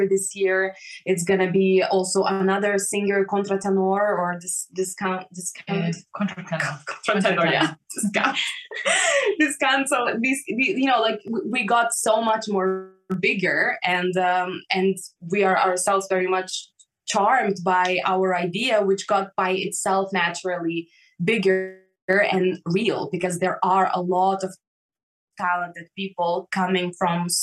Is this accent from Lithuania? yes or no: yes; Lithuania; English is a second language; moved away as an adult; my hometown where everything started, where we were you know, stepping our first musical steps here